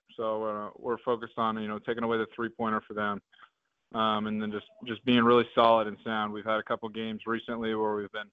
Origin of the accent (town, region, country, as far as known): Oregon, United States; born or raised there; moved away as an adult; now in Bozeman, Montana, United States